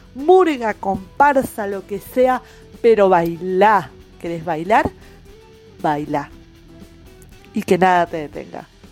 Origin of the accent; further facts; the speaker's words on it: Buenos Aires, Argentina; moved away; also born or lived in Corrientes; Yo de chica, criada en Buenos Aires